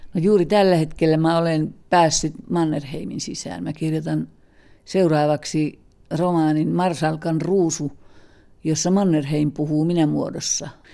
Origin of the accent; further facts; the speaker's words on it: Kainuu, Finland; me molemmat olemme kainuulaisia